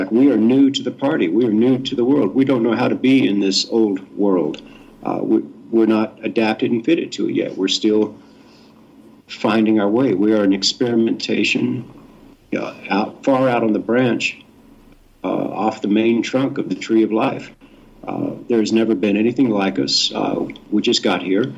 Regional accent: Houston, Texas, United States; moved away as an adult; also born or lived in Mississippi / Utah; I grew up in the Bible Belt in Texas

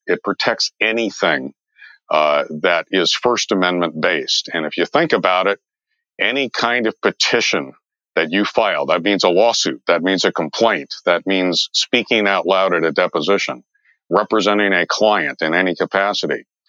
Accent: San Diego, California, United States; also born or lived in Las Vegas; I grew up in San Diego

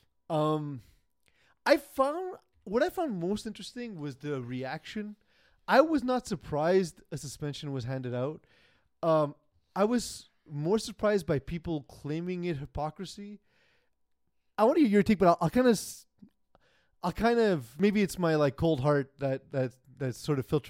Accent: Canada; we are Canadian

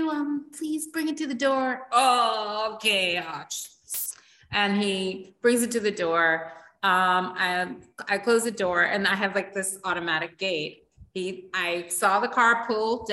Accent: United States; accent: American; now in Barbados; my American accent

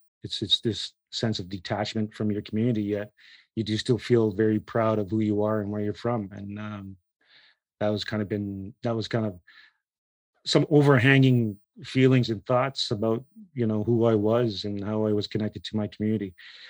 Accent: Brossard, Quebec, Canada; also born or lived in Listuguj First Nation, Quebec / Campbellton, New Brunswick; my mother gave birth in New Brunswick, yet my community is in on the Quebec side. I lived in Listuguj for the first 7 to 8 years of my life. And then my mother moved to the South Shore of Montreal, where I grew up in Brossard.

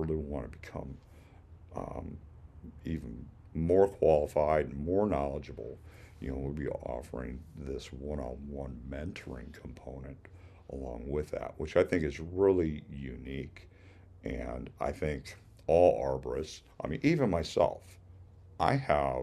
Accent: Illinois, United States; moved away as an adult; now in Florida, United States; I grew up in Illinois. That's where I became a certified arborist

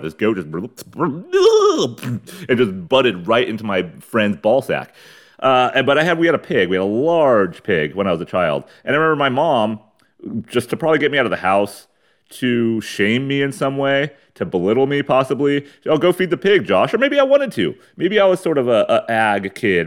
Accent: San Diego, California, United States; I'm from San Diego, East County

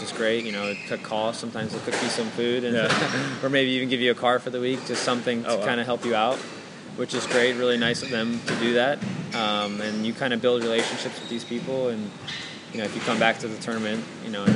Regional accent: United States; being an American

